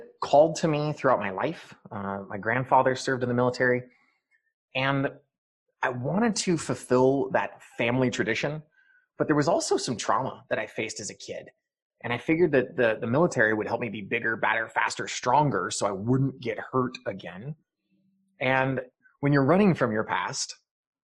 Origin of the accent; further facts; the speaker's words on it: Eastern Montana, United States; moved away; also born or lived in Tempe, Arizona; I grew up in Eastern Montana